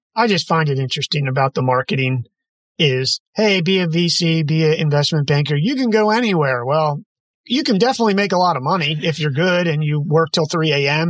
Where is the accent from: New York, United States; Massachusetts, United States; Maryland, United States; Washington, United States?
Maryland, United States; moved away as an adult; also born or lived in Chestertown, Maryland; now in West Coast, United States; I'm from the East Coast, but I find it interesting that the difference, and I'm on the West Coast now and been here for about a decade, but Maryland kid